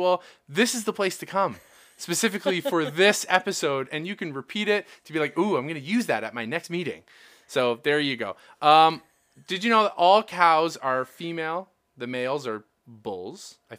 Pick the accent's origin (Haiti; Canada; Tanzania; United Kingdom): Canada; We're Canadian.